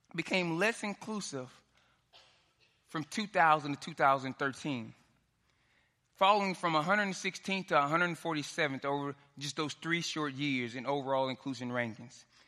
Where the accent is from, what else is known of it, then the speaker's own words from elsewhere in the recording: Dallas, Texas, United States; moved away; I'm from Dallas. I grew up in South Oak Cliff